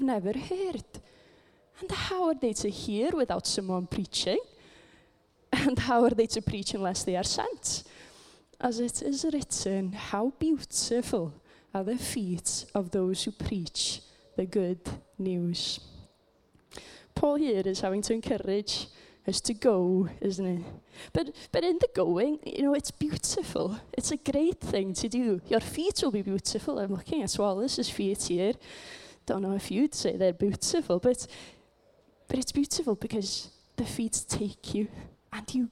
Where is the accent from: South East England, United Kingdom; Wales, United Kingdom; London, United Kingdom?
Wales, United Kingdom; I come from Wales, just in case you didn't know. And I come from quite a small community, because it's a Welsh-speaking community